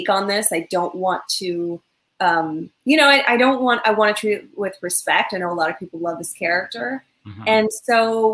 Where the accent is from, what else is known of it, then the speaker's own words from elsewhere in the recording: Southern California, United States; I grew up in Southern California, this little girl who liked comics and Batman